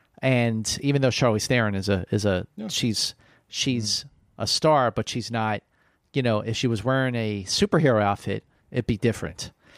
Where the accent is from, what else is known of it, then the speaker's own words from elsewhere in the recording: Philadelphia, Pennsylvania, United States; especially people back east, where I grew up in Philly